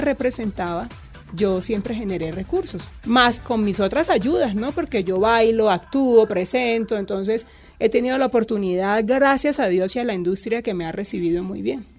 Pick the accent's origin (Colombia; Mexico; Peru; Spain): Colombia; Cúcuta, Norte de Santander; yo me crié en Cúcuta